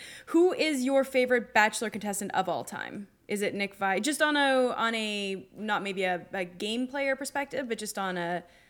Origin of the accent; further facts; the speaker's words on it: Canada; Oh, wow, as a Canadian